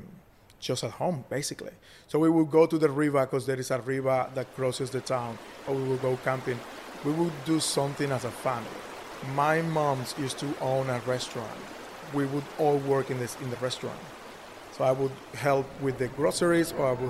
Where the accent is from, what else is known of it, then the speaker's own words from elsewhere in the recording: Valledupar, Cesar, Colombia; English is a second language; moved away as an adult; now in Brisbane, Australia; My city is the capital of one of those states. It's Valledupar, the state is Cesar